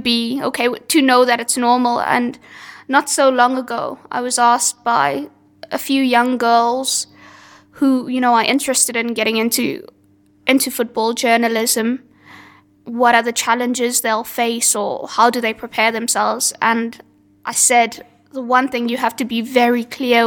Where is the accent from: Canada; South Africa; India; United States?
South Africa; now in United Kingdom; I'm from South Africa, where that media landscape was exactly the same.